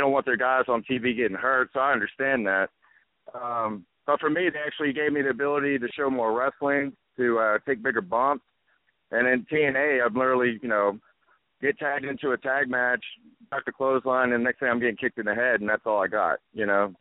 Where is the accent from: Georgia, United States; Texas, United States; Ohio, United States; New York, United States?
Texas, United States; Beaumont; moved away; also born or lived in Japan; I'm originally from Beaumont, Texas, close to Louisiana